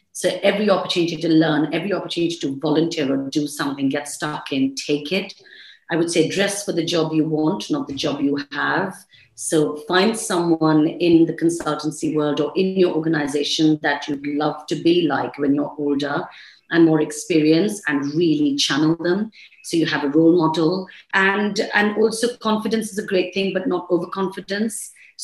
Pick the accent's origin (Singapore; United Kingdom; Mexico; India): India; accent: Indian; You know, I sort of came in with my Indian accent, and I see that really changing.